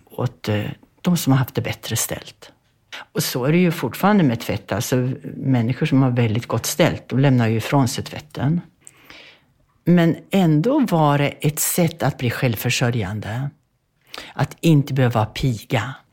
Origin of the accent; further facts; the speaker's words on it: Bergslagen, Sweden; born there; jag föddes i Bergslagen på en bondgård 1942.